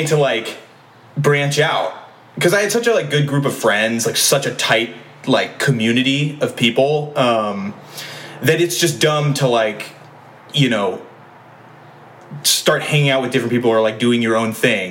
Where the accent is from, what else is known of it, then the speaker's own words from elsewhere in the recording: Lake Oswego, Oregon, United States; moved away as an adult; also born or lived in Eugene, Oregon; now in Chicago, United States; I grew up in a town called Lake Oswego, which is a suburb outside of Portland. I lived there until the age of 18.